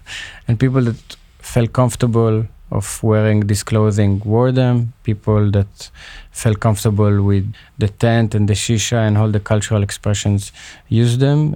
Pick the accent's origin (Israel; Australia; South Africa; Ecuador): Israel; I grew up in Israel, but of course with origins in Libya